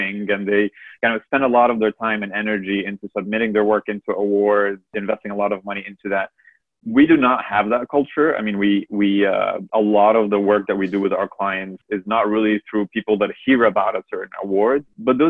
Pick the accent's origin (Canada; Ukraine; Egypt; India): Egypt; I'm originally from Egypt